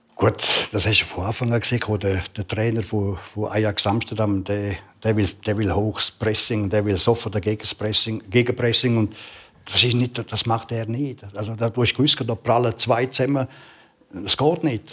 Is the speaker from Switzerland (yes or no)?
yes; Switzerland; ich bin Schweizer